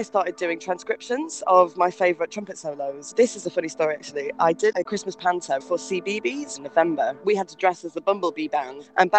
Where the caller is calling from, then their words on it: Rotterdam, South Holland, Netherlands; I'm calling from Rotterdam today.